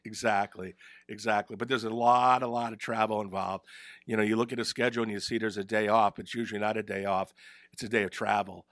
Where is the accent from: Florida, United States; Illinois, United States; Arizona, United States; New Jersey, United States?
New Jersey, United States; Ridgewood; moved away; also born or lived in Providence / Albany; I grew up in Ridgewood in Bergen County